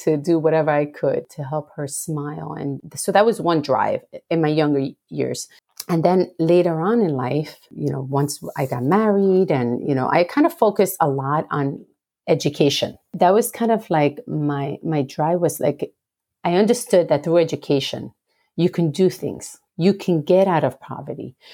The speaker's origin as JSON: {"language": "English", "country": "Puerto Rico", "tie": "born or raised there", "said": "I grew up in Puerto Rico, the beautiful, beautiful island of enchantment"}